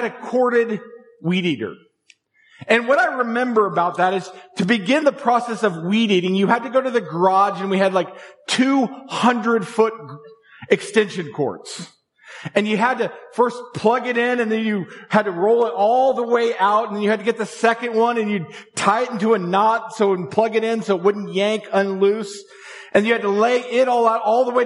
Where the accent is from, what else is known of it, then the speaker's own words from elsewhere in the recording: Tulsa, Oklahoma, United States; moved away; I spent my preteen and my teenage years growing up in Tulsa, Oklahoma.